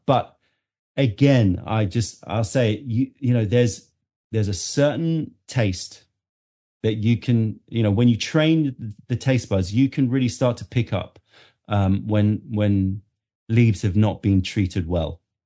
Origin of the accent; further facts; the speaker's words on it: London, United Kingdom; also born or lived in New York, United States; being born and brought up in London